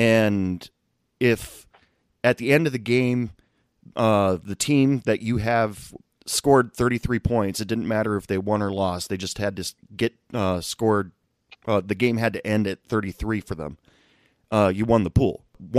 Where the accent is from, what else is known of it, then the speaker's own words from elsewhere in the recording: Texas, United States; I'm from the Texas area